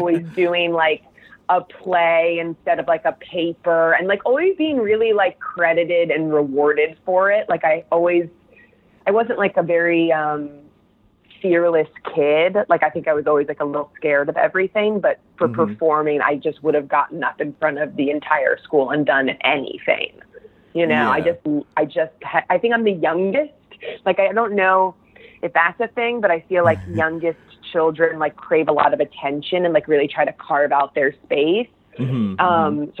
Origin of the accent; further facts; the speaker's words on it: New Jersey, United States; I grew up in New Jersey